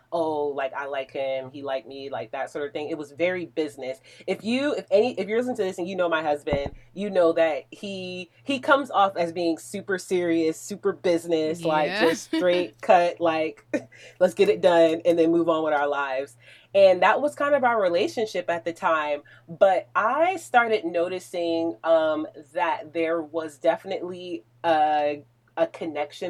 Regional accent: New Jersey, United States; moved away; I'm a Jersey girl all the way

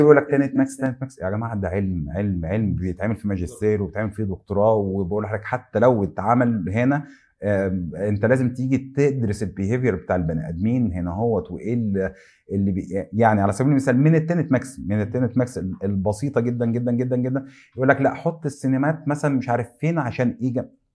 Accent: Egypt; عندنا في مصر

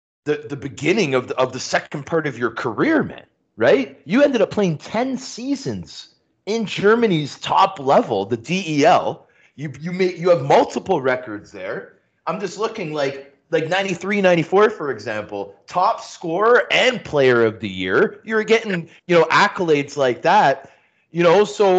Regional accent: Canada; you know, we're Canadian here.

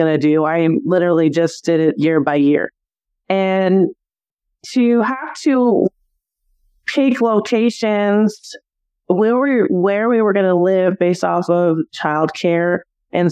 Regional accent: Simi Valley, California, United States; born or raised there; moved away; also born or lived in Arizona

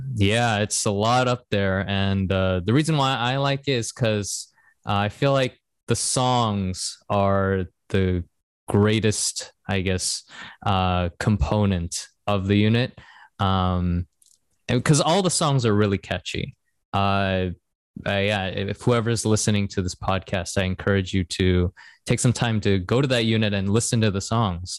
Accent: Seattle, Washington, United States; moved away as an adult; also born or lived in Korea; now in Japan; we're both from Seattle

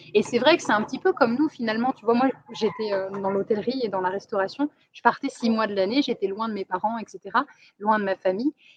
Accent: France; accent: French; now in Thailand; Mon accent français

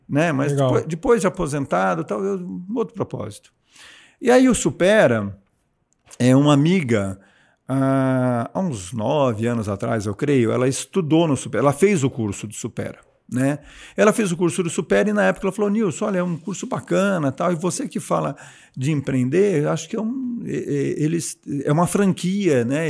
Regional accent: São Paulo, Brazil; moved away as an adult; also born or lived in Caraguatatuba; now in Jundiaí, Brazil; é, sou oriundo de São Paulo, capital, a vida inteira em São Paulo. Minto, a vida inteira não. É, nascido em São Paulo, mas morei um período em Caraguatatuba

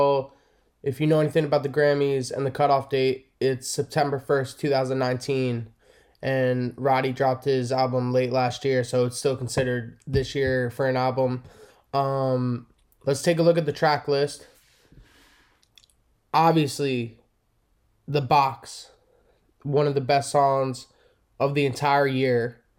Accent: East Coast, United States; I love Nas. I'm from the East Coast.

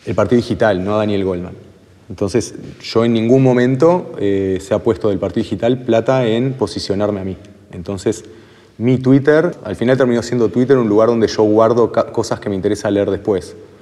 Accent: Uruguay; como uruguayos

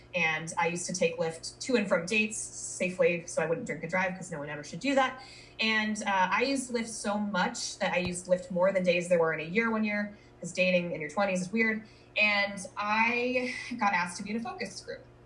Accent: Colorado, United States; moved away as an adult; also born or lived in Minnesota / Denver, Colorado; I was born in Minnesota, moved to Colorado when I was 10, went to college in Colorado, lived in Denver for nine years

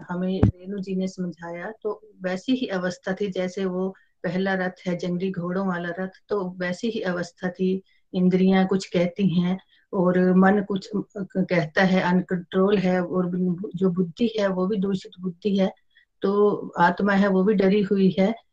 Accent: Himachal Pradesh, India; मैं डिस्ट्रिक्ट कांगड़ा से बिलोंग करती हूँ

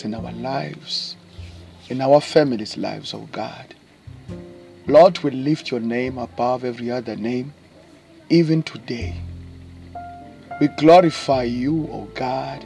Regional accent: East London, Eastern Cape, South Africa; I come all the way from South Africa, by the way, to those who don't know, in the Eastern Cape province, in a small town called East London.

